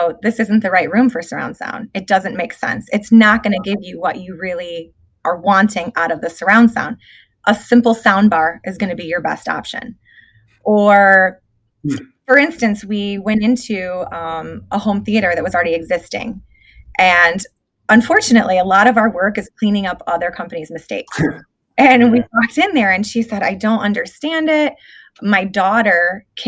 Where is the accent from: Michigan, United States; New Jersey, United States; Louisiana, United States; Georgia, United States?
Michigan, United States; moved away as an adult; I'm from Michigan. You can probably hear the accent. But I was there for 23 years